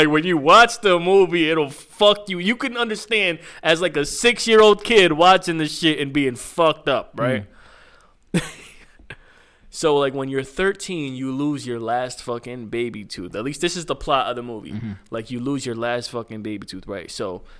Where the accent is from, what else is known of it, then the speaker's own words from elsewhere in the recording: Waterbury, Connecticut, United States; also born or lived in Naugatuck; I grew up in Waterbury